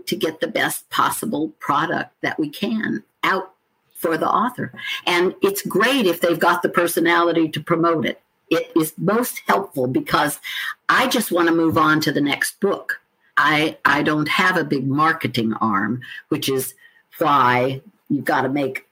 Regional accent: Oregon, United States; now in South Carolina, United States; although I'm a Westerner. I'm from Oregon originally. I've lived here for 35 years

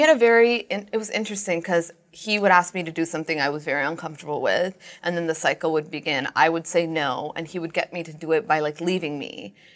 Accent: Brampton, Ontario, Canada; Brampton's my hometown

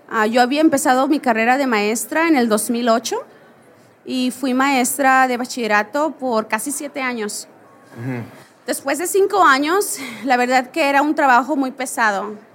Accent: Veracruz, Mexico; born there; also born or lived in Hermosillo / Monterrey; Sí, yo nací en Veracruz, que es un estado en México que está en la costa, en la costa del Golfo de México. Nací ahí, pero nunca viví ahí.

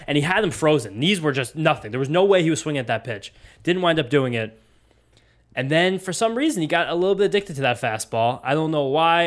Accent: New Jersey, United States; also born or lived in Columbus; now in Brooklyn, United States; we grew up in Jersey, big diner state

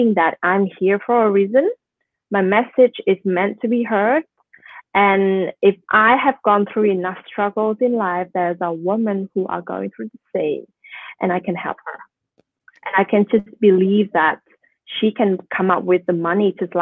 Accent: Vietnam; I'm a Vietnamese woman. I'm not an Australian. I'm a Vietnamese, and I am having a story of I'm living in that third world country.

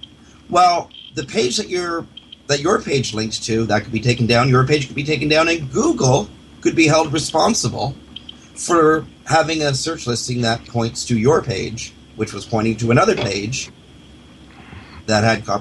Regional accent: United States; Now, I'm American and in Canadian speak, I'm a very liberal person.

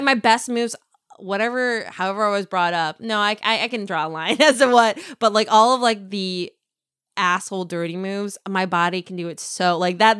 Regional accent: Minnesota, United States; accent: Minnesota; my Minnesota accent

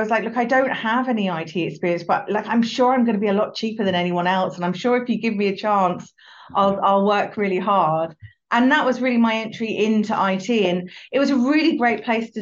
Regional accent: United Kingdom; also born or lived in London; I grew up just outside of London

